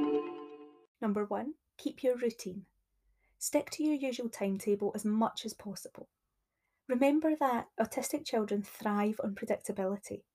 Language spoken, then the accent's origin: English; Scotland, United Kingdom